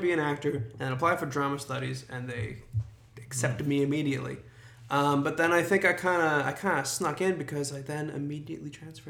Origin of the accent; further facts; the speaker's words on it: Toronto, Ontario, Canada; also born or lived in Regina, Saskatchewan; So I was born in Regina, Saskatchewan, but moved to Toronto pretty early, so around six, because my parents got jobs here. And so I'm basically a Toronto guy, grew up here, haven't really lived anywhere else.